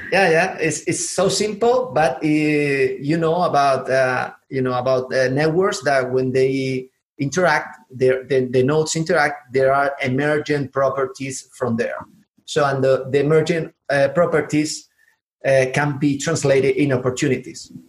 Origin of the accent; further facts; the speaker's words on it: southern Spain, Spain; accent: southern; English is a second language; also born or lived in Atlanta, United States; I'm from the south of Spain, so actually, I always say that I have a southern accent in Spanish and also in English because uh, I was living in Atlanta